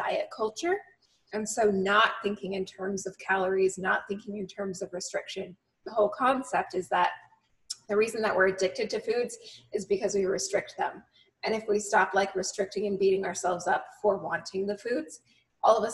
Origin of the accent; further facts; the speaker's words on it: New England, United States; also born or lived in Utah; I was born in Utah, but I grew up in New England